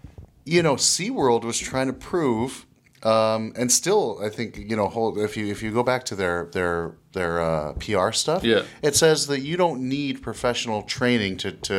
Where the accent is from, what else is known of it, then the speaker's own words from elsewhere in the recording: Canada; I'm from Canada, Marineland.